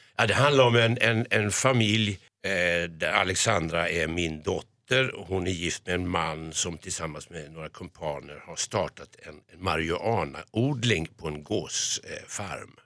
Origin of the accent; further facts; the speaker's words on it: Stockholm, Stockholm County, Sweden; som barn bodde jag på Skånegatan